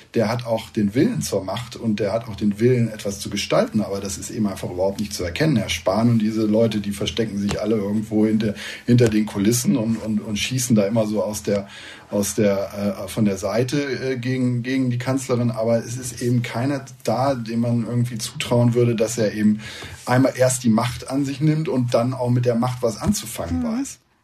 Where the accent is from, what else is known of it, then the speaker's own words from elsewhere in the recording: Rhine corridor, western Germany, North Rhine-Westphalia, Germany; now in United States; in der mhm. Rheinschiene, wo ich herkomme